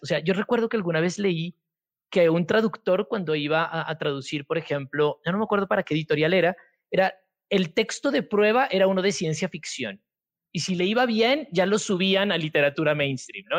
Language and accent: Spanish; Pasto, Nariño, Colombia; yo soy de Pasto